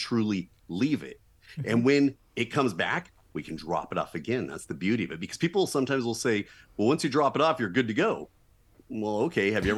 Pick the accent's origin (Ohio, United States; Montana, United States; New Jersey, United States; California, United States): California, United States; Southern; born and raised in Southern California